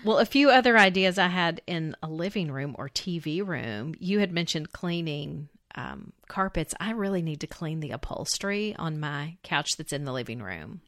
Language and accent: English; the American South, United States; as a Southerner